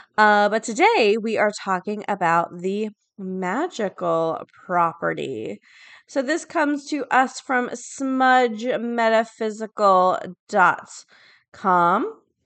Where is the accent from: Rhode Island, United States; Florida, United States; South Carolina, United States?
Florida, United States; A lot of my friends go to U C F 'cause I'm from Florida